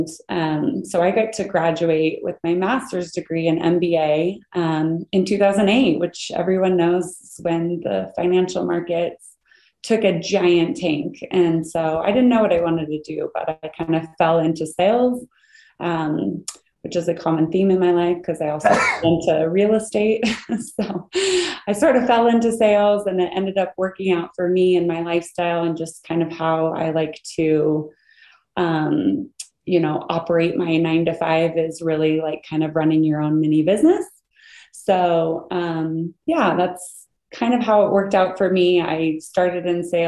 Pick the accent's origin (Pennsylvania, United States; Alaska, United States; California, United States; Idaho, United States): Idaho, United States; moved away as an adult; I was born and raised in Idaho, and that's where I live now, just outside of Boise